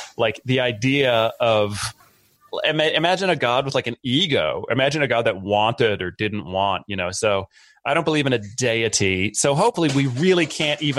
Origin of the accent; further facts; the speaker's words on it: a little town outside of Boston, Massachusetts, United States; I grew up in a little town outside of Boston, Massachusetts